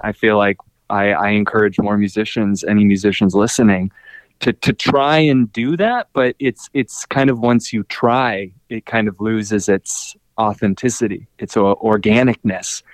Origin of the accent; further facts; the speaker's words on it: Minneapolis, Minnesota, United States; I'm from Minneapolis.